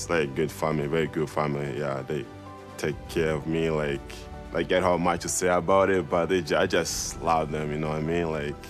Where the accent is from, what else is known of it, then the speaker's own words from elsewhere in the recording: Tanzania; also born or lived in London, Ontario, Canada; now in Provo, United States; I grew up in Tanzania.